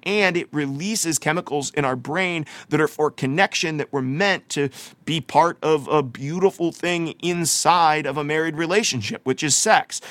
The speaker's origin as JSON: {"language": "English", "country": "United States", "tie": "born or raised there", "said": "growing up in America, like I have"}